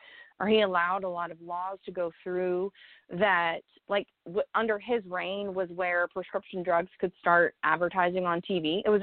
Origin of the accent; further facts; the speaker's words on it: United States; I'm American born and raised. I've never lived anywhere else.